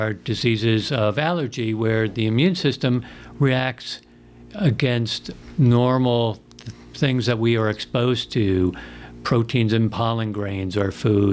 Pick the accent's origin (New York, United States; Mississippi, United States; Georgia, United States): New York, United States; Long Island; moved away as an adult; also born or lived in Chapel Hill, North Carolina / Houston, Texas / Tennessee; I grew up on Long Island up in New York